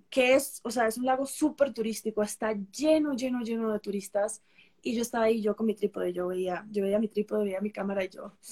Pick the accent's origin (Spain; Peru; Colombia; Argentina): Peru; now in Costa Rica; yo nací en Perú, eh, soy peruana, soy nacionalizada eh, costarricense desde hace uh, bastantes años.